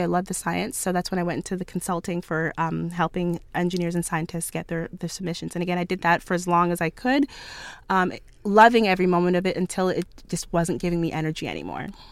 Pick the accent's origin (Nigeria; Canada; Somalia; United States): Canada; Ottawa, Ontario; I grew up in Ottawa